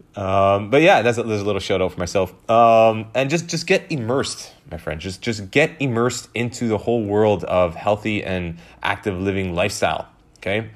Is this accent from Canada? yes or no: yes; Canada; I was born in Canada, but my, um, my grandparents and my parents are Italian, so I consider myself Italian